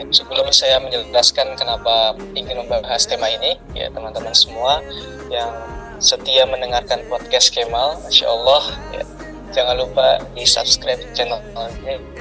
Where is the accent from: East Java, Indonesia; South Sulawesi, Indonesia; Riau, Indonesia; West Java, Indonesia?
West Java, Indonesia; Depok; also born or lived in Jakarta; saya lahir di Jakarta kemudian uh, besar di Depok Jawa Barat kurang lebih seperti itu perkenalannya